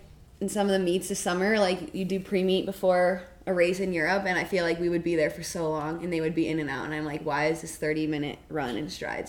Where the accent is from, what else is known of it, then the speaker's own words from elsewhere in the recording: Gunbarrel, Colorado, United States; also born or lived in Niwot, Colorado; I grew up in Gun Barrel and then moved to.